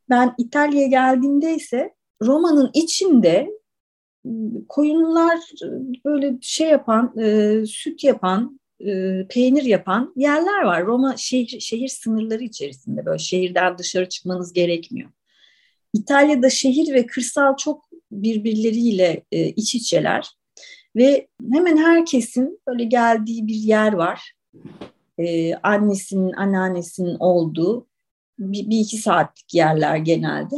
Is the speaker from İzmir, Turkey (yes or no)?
no; Istanbul, Turkey; also born or lived in Ankara; ben İstanbul'da doğdum.